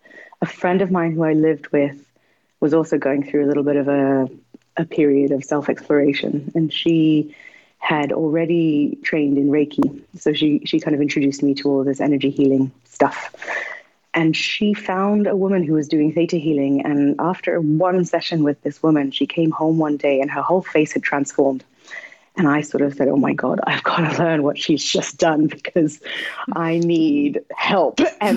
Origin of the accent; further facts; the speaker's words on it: Nepal; I grew up in Nepal. It's a very spiritual country where people are constantly praying.